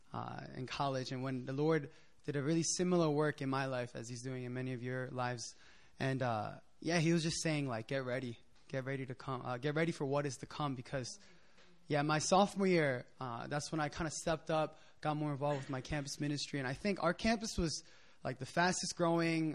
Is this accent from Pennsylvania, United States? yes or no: yes; Philadelphia, Pennsylvania, United States; moved away as an adult; also born or lived in New Jersey / Japan; now in Korea; I'm from Philadelphia